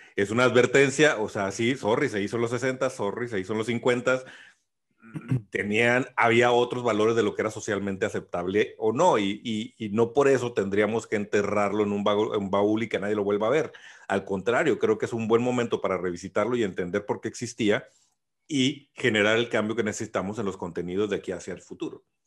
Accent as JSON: {"language": "Spanish", "country": "Mexico", "said": "soy mexicano, crecí con Speedy González"}